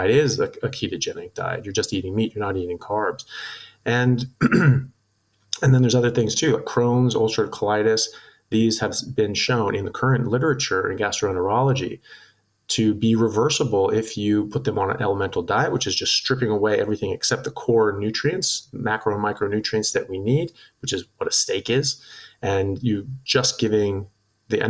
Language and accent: English; United States; moved away as an adult; now in Australia; I'm an American medical doctor. I am a neurosurgical resident, and I currently practice in Australia